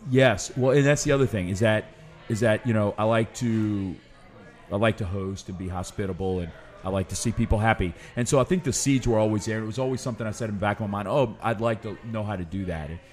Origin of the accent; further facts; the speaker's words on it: New Orleans, Louisiana, United States; also born or lived in Lafayette; I've never lived anywhere else